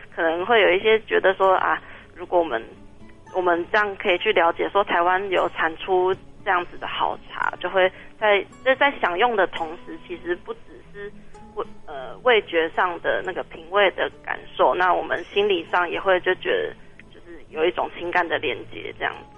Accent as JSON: {"language": "Chinese", "country": "Taiwan", "said": "我们台湾人"}